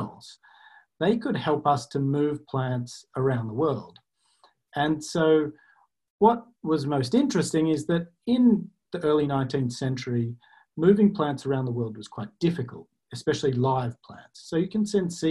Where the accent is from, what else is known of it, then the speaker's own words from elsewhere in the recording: Australia; I'm Australian, as you can hear